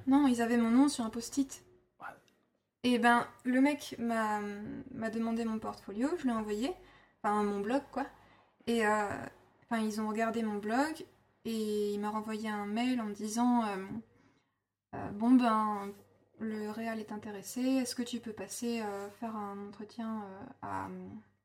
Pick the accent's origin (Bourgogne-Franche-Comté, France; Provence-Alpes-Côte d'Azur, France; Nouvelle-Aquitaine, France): Bourgogne-Franche-Comté, France; Burgundy; moved away; also born or lived in Angoulême; j'ai grandi euh, en Bourgogne, euh, dans une ancienne ferme dans laquelle je suis née aussi